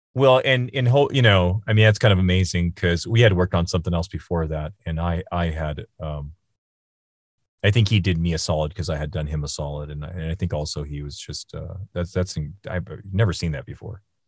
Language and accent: English; Seattle, Washington, United States; also born or lived in China; now in Los Angeles, United States; I grew up in Seattle